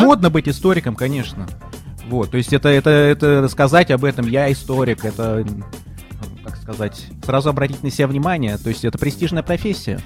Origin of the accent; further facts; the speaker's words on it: Moscow, Russia; Я москвич четвёртом поколении